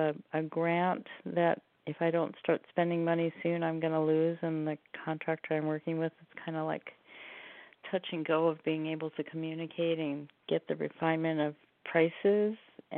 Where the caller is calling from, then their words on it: Oregon, United States; And I'm calling from Oregon.